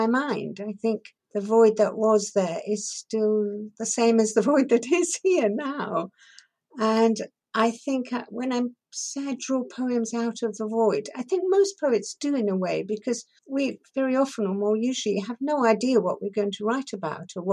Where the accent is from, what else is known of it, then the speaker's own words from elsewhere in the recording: Shanklin, South East England, United Kingdom; first language Persian; English is a second language; also born or lived in Tehran, Iran; I was born in Tehran, and then at the age of 6, I was sent to Shanklin on the Isle of Wight to boarding school